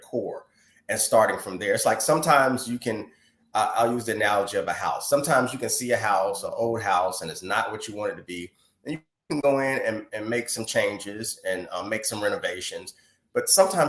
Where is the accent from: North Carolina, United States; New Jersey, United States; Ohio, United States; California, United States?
North Carolina, United States; I was born and raised in North Carolina